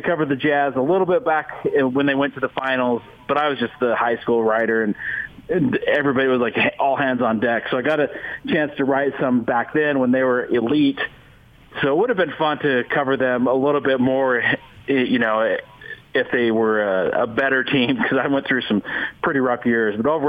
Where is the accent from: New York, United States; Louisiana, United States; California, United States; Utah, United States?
Utah, United States; I grew up in Utah